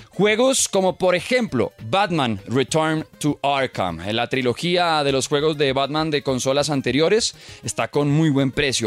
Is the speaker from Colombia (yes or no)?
yes; Colombia; nuestro país